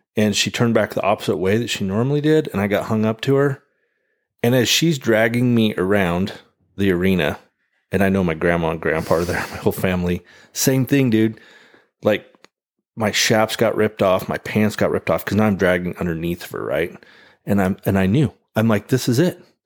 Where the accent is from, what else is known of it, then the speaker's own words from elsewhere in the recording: American Falls, Idaho, United States; moved away; my hometown I grew up in, American Falls